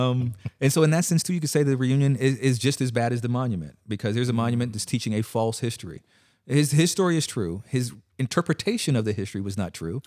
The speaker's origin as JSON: {"language": "English", "region": "California", "country": "United States", "moved": "yes", "said": "I'm from California"}